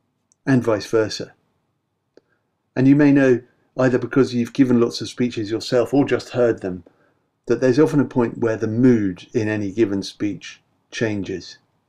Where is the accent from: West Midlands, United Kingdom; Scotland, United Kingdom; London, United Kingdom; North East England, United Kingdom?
London, United Kingdom; I was a wanker from London, said the most outspoken among them